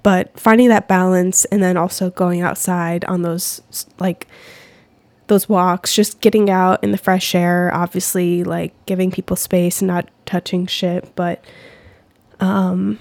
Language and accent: English; United States; as an American